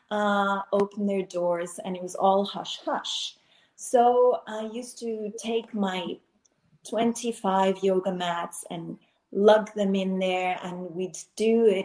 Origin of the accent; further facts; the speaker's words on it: Finland; also born or lived in Switzerland / United States / Abu Dhabi, United Arab Emirates; now in Barcelona, Spain; I live in Barcelona. I am actually from Finland, born in Switzerland, lived in the US, in South